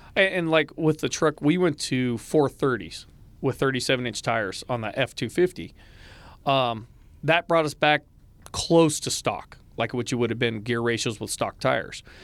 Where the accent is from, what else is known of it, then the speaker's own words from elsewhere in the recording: West Coast, United States; moved away; I come from the West Coast.